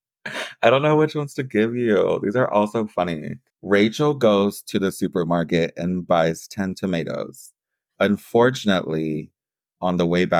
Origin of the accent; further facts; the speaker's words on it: Austin, Texas, United States; we kind of grew up in, like, different areas of Austin